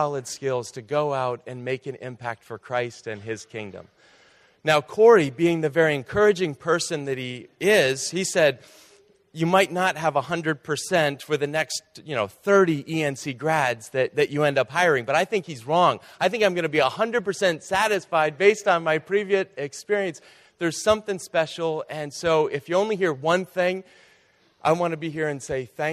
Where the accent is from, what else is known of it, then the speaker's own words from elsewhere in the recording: outside of Boston, Massachusetts, United States; I grew up outside of Boston in Carland.